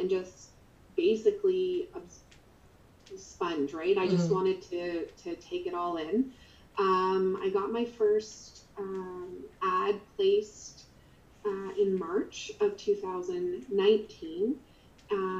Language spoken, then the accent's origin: English; Nova Scotia, Canada; now in Alberta, Canada; So I live in Canada, in Alberta, Canada, and I'm originally from Nova Scotia.